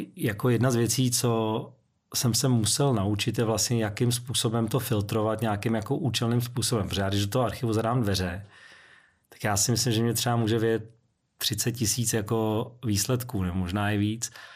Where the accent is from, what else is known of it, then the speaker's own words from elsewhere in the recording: Prague, Czechia; moved away as an adult; also born or lived in United Kingdom; výtah v domě, kde jsem vyrůstal, na Vinohradech, v Polské ulici